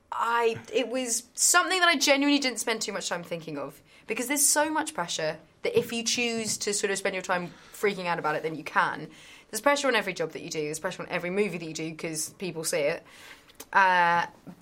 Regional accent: England, United Kingdom; as an English person

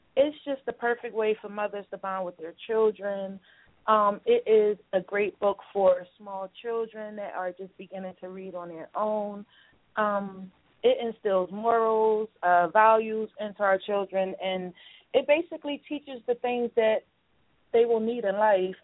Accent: Philadelphia, Pennsylvania, United States; I'm from Philly

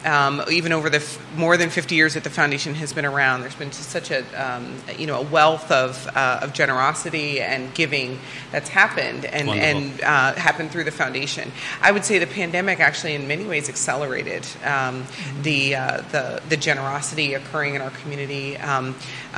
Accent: Iowa, United States; moved away as an adult; now in Virginia, United States; I am originally from Iowa. I'm an Iowa farm girl.

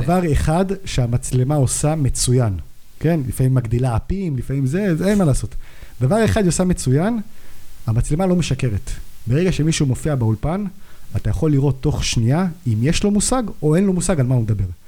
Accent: Jerusalem, Jerusalem District, Israel; אני ירושלמי, בן 29

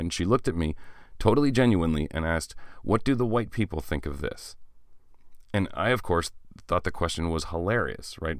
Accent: small town Ontario, Canada; I am Canadian who has taken, uh, French in school all the way from grade four until grade thirteen, back when there was a grade thirteen

